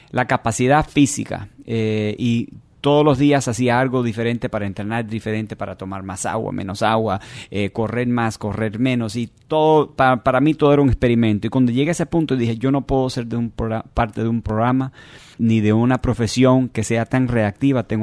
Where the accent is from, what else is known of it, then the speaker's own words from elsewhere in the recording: Miami, Florida, United States; born there; Yo nací aquí en Miami.